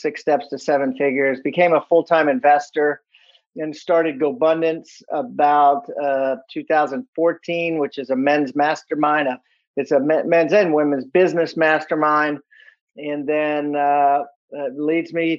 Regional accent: Washington, District of Columbia, United States; I was born in Washington, D.C.

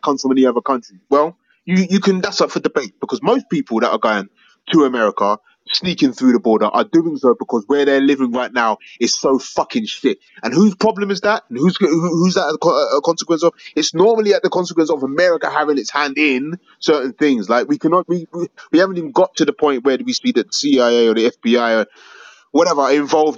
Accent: Nigeria; moved away; also born or lived in England; I'm from Nigeria

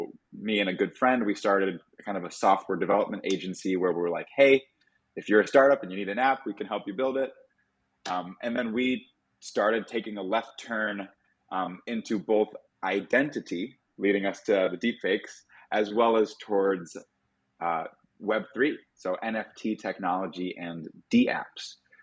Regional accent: Midwest, United States; now in Miami, United States; For me as a Midwesterner, it's a little bit all over.

